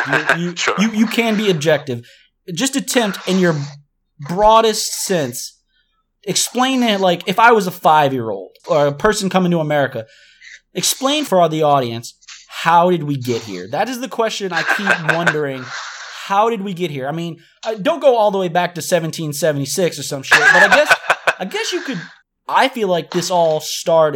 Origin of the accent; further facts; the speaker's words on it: New Orleans, Louisiana, United States; we're both from New Orleans